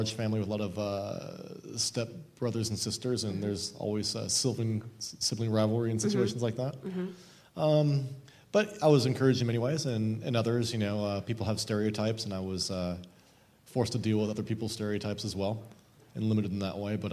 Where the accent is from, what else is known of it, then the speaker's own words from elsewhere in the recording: Oregon, United States; I grew up in Oregon